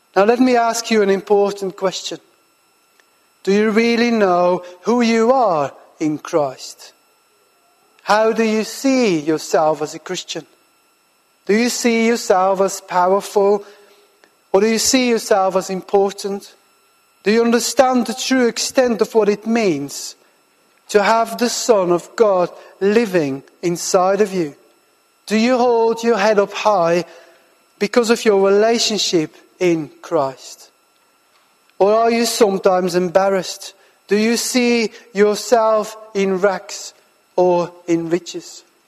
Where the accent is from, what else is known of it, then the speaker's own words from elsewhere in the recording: Belgium; moved away as an adult; also born or lived in Farnham, United Kingdom / South Birmingham, United Kingdom; now in Birmingham, United Kingdom; I'm originally from Belgium and I live and work now in the UK for the last 12